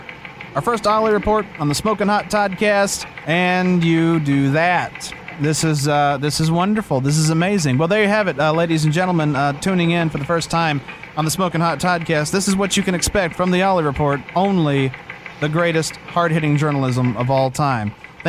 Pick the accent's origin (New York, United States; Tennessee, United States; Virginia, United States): Tennessee, United States; Huntsville; there was a death that happened in a place just above my hometown of Huntsville called Brimstone.